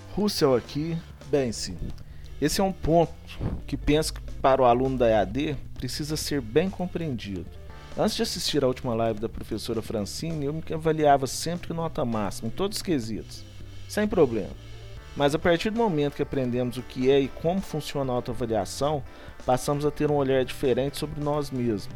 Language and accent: Portuguese; Itaú de Minas, Minas Gerais, Brazil; sou de Itaú de Minas